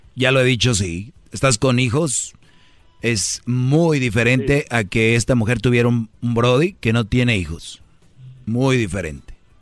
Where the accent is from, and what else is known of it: Mexico; moved away